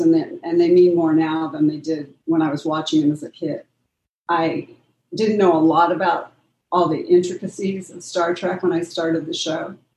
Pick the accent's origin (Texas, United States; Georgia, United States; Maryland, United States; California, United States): California, United States; Pasadena; I was born in Pasadena